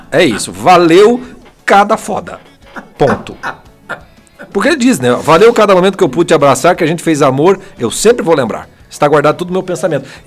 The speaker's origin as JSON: {"language": "Portuguese", "town": "Fortaleza", "region": "Ceará", "country": "Brazil", "said": "sou de Fortaleza."}